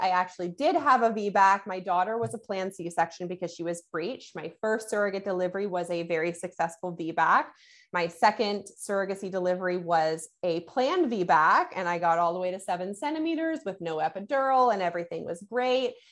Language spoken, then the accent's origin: English; Canada; I'm Canadian